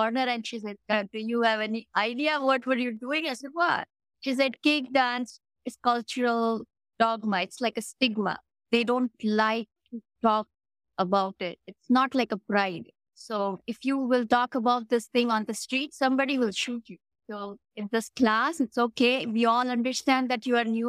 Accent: India; moved away as an adult; now in Canada; I'm Indian

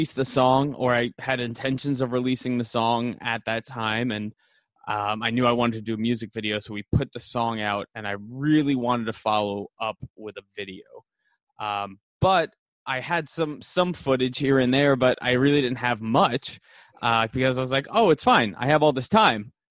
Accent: New York City, New York, United States; also born or lived in East Village, New York City; I'm originally from Staten Island, and then I went to high school and college in the city

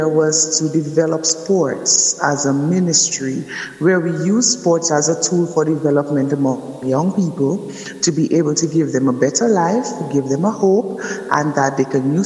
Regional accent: Roseau, Dominica; I'm from Dominica. I'm from the city of Roseau

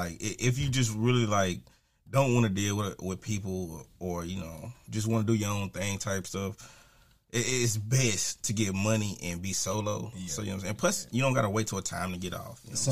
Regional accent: Clarksville, Tennessee, United States; I'm from Clarksville, man

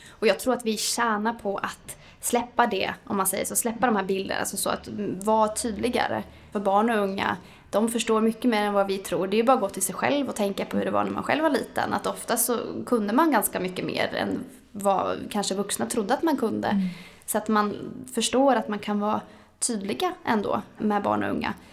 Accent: Norway; now in Sweden; Eh, men jag tycker väl ändå att Sverige, då, jag är ursprungligen från Norge

